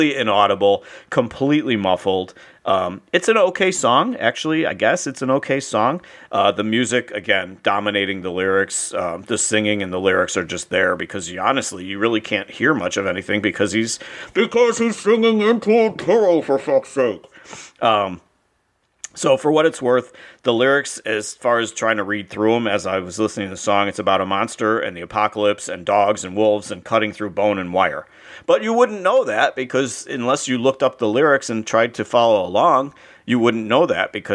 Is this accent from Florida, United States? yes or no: yes; Hollywood, Florida, United States; I grew up in Hollywood, Florida